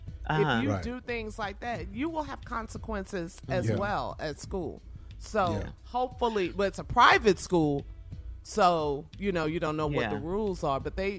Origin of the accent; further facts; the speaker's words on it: Texas, United States; I'm from Texas.